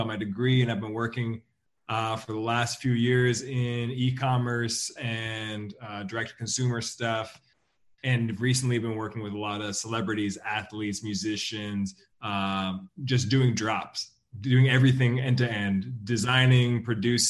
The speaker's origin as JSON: {"language": "English", "area": "about 3 hours east of Vancouver", "region": "British Columbia", "country": "Canada", "tie": "born or raised there", "also_born_or_lived": "China", "said": "I was born in Vancouver, grew up about 3 hours east of Vancouver"}